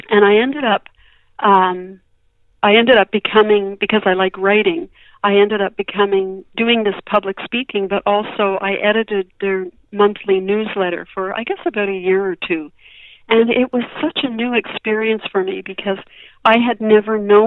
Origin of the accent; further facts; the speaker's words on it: Montreal, Quebec, Canada; moved away as an adult; now in Victoria, Canada; I grew up in Montreal and spent my first 20 years there, and then I moved to Victoria